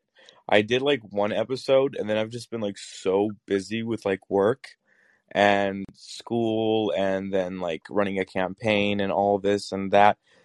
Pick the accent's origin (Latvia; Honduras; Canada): Latvia; moved away; I grew up in Latvia.